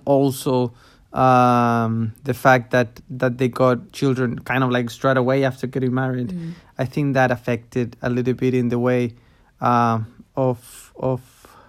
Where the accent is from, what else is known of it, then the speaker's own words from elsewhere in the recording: Chile; I grew up in Chile in a city.